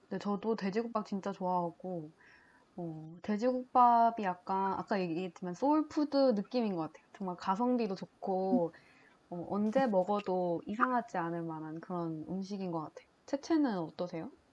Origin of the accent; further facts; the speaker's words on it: Changwon, South Gyeongsang, South Korea; moved away; also born or lived in Gimhae; 본가가 창원이어가지고 어, 그 고등학교는 김해에서 나왔는데